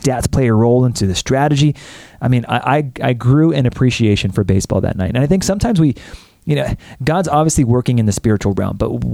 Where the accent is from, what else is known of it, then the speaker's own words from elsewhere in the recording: United States; I'm an American